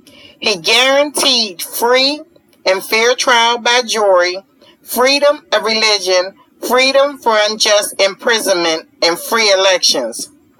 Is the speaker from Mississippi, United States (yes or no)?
no; Pennsylvania, United States; my home state of Pennsylvania